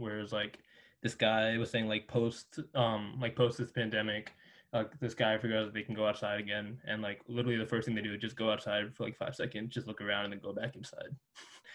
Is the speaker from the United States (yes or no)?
yes; Northern Virginia, United States; also born or lived in Singapore; I was born in Singapore and moved to the U.S. at 2 years old. When I was 2 years old, been living in Northern Virginia since then